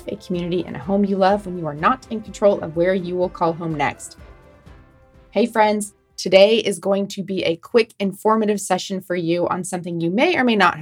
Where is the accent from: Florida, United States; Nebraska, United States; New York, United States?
Nebraska, United States; Omaha; Omaha, Nebraska, my hometown